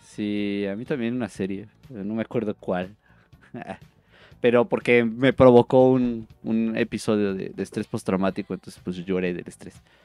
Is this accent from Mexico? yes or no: yes; northern Mexico, Mexico; Soy bien norteño